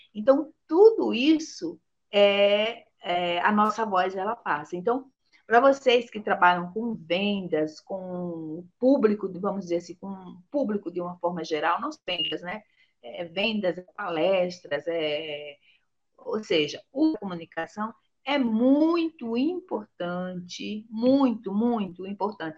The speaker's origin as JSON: {"language": "Portuguese", "town": "Aracaju", "region": "Sergipe", "country": "Brazil", "tie": "born or raised there", "moved": "yes", "said": "lá na minha terra, em Aracaju"}